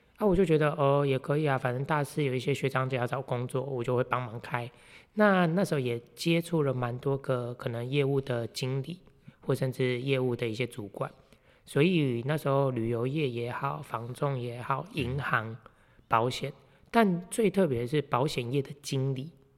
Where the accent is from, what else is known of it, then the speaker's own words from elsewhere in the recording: Meishan, Chiayi County, Taiwan; 我是来自嘉义梅山乡俗称茶叶小王子的